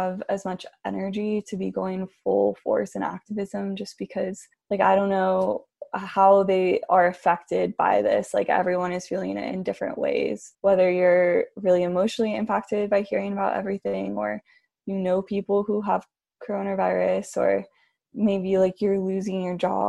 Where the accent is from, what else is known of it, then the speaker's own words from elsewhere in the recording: Miami, Florida, United States; also born or lived in Southern California; now in Ojai, United States; I've lived here for like 10 years now maybe, but I'm originally from Miami.